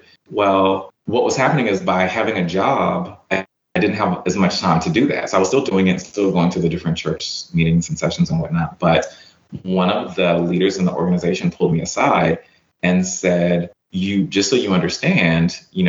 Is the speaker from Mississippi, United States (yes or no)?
yes; Yazoo City, Mississippi, United States; also born or lived in Phoenix, Arizona; It's because I was born in Phoenix, Arizona, because my mom went there with my dad for college. And that's where I was born. Well, they divorced. She ended up, when I was about 5, coming to Yazoo City, Mississippi.